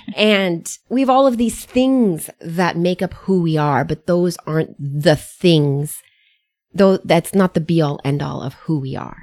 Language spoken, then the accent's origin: English; United States; I was born and reared in the United States, though, first generation American